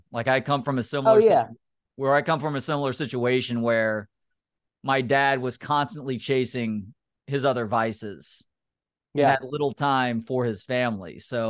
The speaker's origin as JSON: {"language": "English", "region": "Texas", "country": "United States", "tie": "born or raised there", "also_born_or_lived": "Austin / Oregon / Chicago", "said": "I grew up in the Dallas-Fort Worth area, but I went to school at Texas. and basically spent the better part of the first 12 years of adulthood in Austin."}